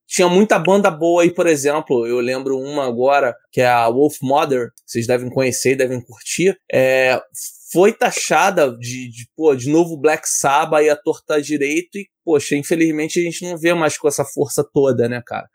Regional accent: Rio de Janeiro, Brazil; Eu sou do Rio

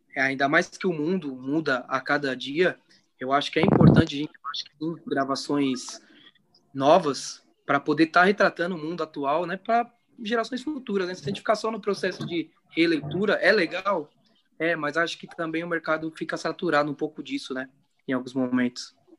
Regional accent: São Paulo, Brazil; somos da Zona Norte também

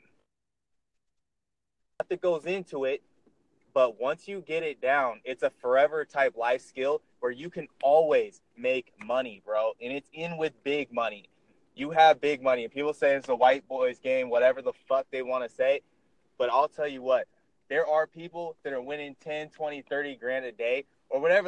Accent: Seattle, Washington, United States; I'm from Seattle, Washington

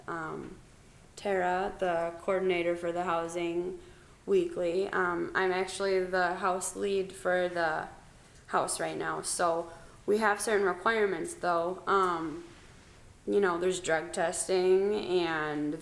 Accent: Midland, Michigan, United States; productive members of Midland, the city. I've always lived here

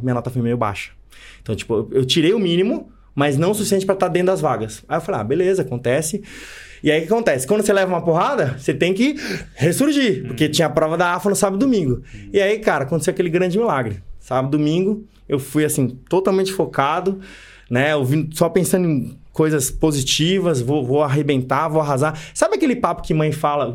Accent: São Paulo, Brazil; moved away; eu sou de São Paulo, natural de São Paulo, capital

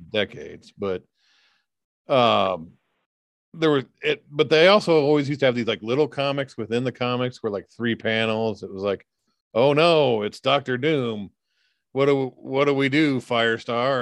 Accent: United States; as an American

